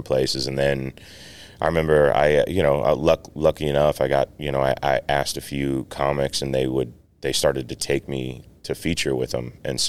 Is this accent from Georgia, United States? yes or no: yes; Atlanta, Georgia, United States; moved away as an adult; also born or lived in Los Angeles; I'm from Atlanta